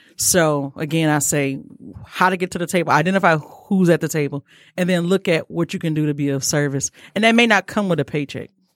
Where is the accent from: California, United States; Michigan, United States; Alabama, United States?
Michigan, United States; Detroit; I'm from Detroit